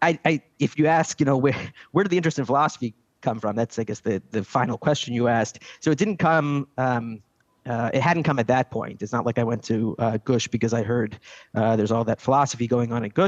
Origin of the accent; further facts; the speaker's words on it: Silver Spring, Maryland, United States; now in Jerusalem, Israel; I grew up in Silver Spring, Maryland.